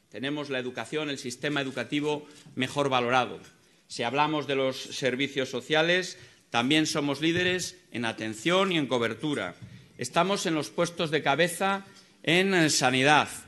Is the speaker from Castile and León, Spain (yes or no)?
yes; Castile and León, Spain; para hablar de mi tierra, que es eh, hablar de España, porque cuando hablamos de Castilla y León estamos hablando desde luego de España